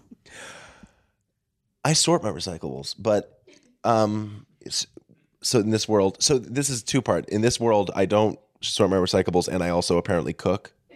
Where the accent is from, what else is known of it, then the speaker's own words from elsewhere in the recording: north of Boston, Massachusetts, United States; I say north of Boston